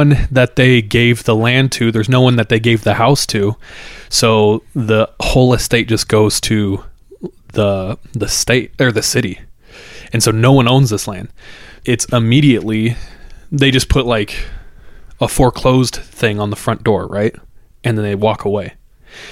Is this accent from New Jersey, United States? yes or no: no; Visalia, California, United States; where me and Jordan grew up, Central California